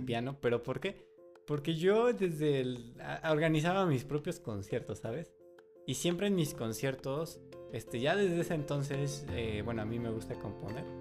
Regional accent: Mexico; soy mexicano

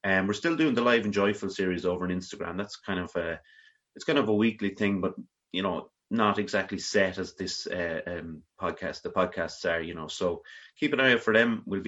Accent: Ireland; we're both Irish, yeah. We're both Irish people

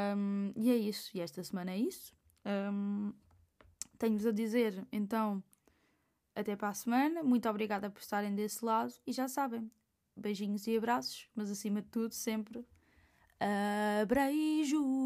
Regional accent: Portugal

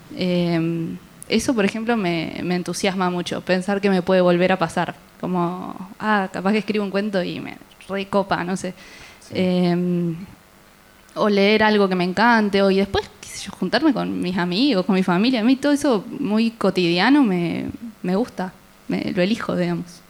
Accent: Concordia, Entre Ríos, Argentina; moved away as an adult; now in Rosario, Argentina; en Concordia, que soy de ahí

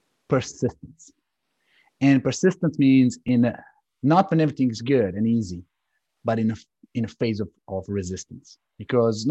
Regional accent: Serbia; now in United States; I'm coming from Serbia

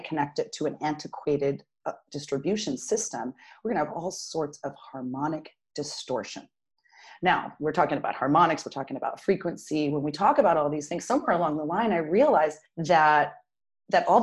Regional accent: Durango, Colorado, United States; also born or lived in Arizona; I was born in Arizona and spent most of my, you know, growing up, the place that I really call home, which who knows what that is anymore, is Durango, Colorado

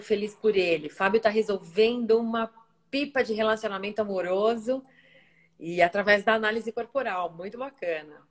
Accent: São Paulo, Brazil; moved away as an adult; now in Ilhabela, Brazil; nascida e criada em São Paulo, mas hoje resido em Ilhabela

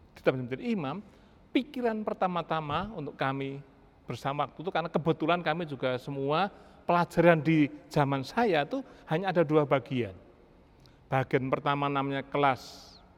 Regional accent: Java, Indonesia; moved away; saya dari Jawa

